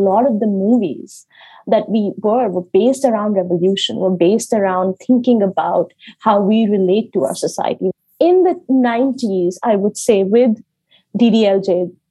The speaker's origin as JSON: {"language": "English", "country": "India", "tie": "born or raised there", "moved": "yes", "said": "As a Dalit person growing up in India"}